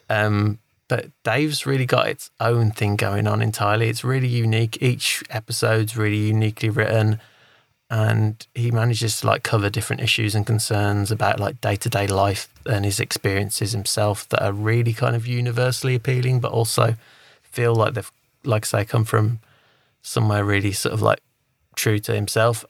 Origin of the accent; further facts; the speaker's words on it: England, United Kingdom; I'm an Englishman